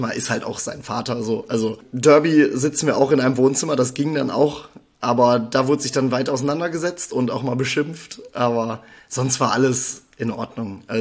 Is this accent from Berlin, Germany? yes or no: no; North Rhine-Westphalia, Germany; ich bin äh, genau 23 Jahre alt. Ich komme aus Münsterland hier in NRW